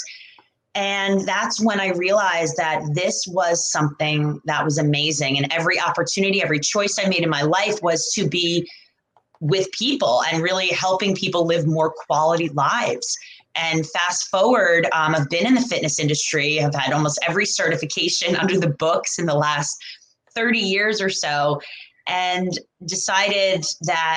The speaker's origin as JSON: {"language": "English", "region": "New York", "country": "United States", "said": "I'm originally from New York"}